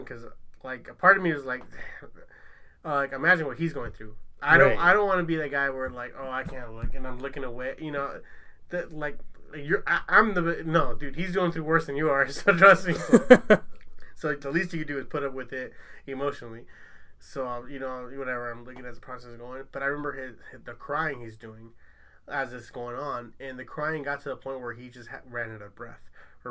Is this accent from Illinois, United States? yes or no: no; Long Beach, California, United States; I'm from Long Beach